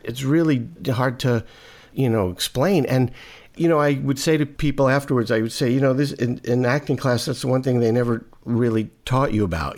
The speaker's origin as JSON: {"language": "English", "town": "New York City", "region": "New York", "country": "United States", "tie": "born or raised there", "said": "I grew up in Brooklyn"}